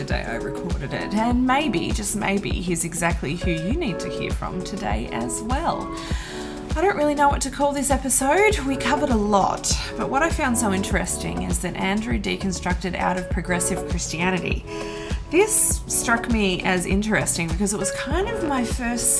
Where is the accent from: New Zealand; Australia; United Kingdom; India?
Australia; I am Australian